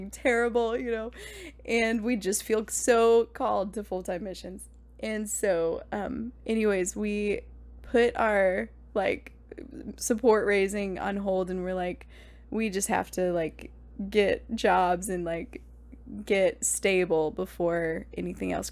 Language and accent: English; Indianapolis, Indiana, United States; also born or lived in California; I'm from Indianapolis, so and we were living there when we got married.